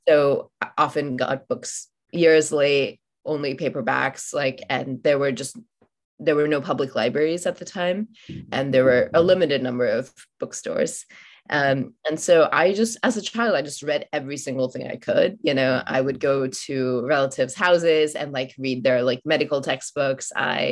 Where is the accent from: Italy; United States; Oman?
Oman; I grew up in Oman, and I'm from India. Both my parents are Indian.